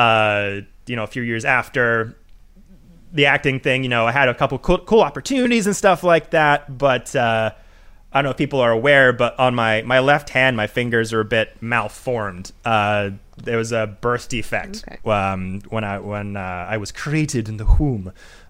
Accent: Vancouver, British Columbia, Canada; I'm from Vancouver, Canada.

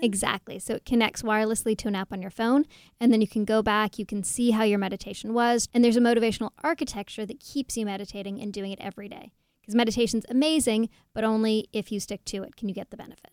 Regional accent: Toronto, Ontario, Canada; I'm from Toronto

